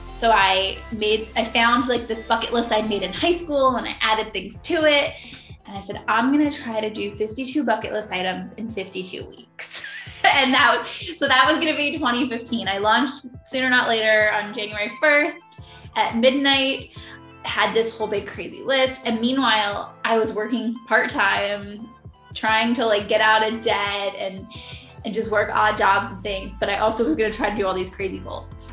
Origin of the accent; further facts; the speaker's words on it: Philadelphia, Pennsylvania, United States; now in Virginia, United States; I'm originally from Philadelphia. I live in Virginia now